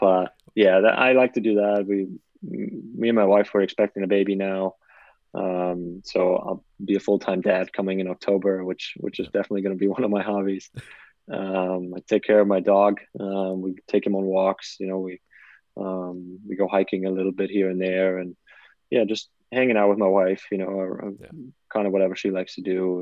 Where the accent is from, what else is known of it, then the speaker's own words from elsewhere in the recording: United States; I'm American